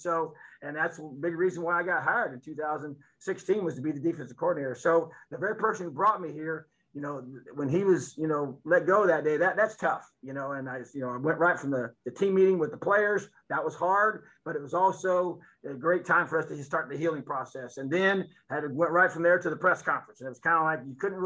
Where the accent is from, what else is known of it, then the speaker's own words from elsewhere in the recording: Indiana, United States; also born or lived in Florida; being born and raised here, coaching high school football here